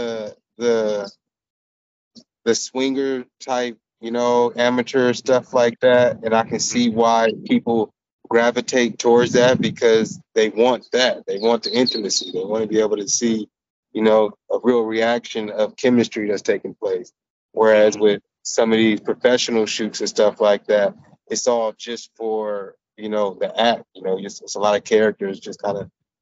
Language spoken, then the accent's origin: English; California, United States; now in Arizona, United States; I'm originally from California, but I reside in Arizona